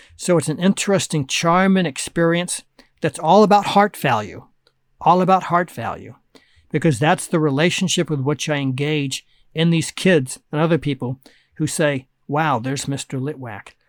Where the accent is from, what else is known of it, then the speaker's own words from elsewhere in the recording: Anaheim, California, United States; also born or lived in Oakland, California / Berkeley, California; my parents bought a house in Anaheim, California, and I grew up a couple miles from Disneyland